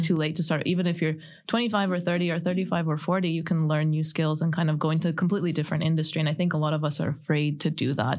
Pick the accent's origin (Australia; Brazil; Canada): Canada; moved away; I grew up in Canada